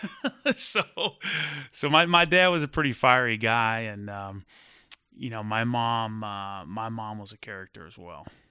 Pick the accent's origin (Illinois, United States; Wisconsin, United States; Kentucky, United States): Kentucky, United States; Fort Thomas; also born or lived in Phoenix, Arizona; growing up in Fort Thomas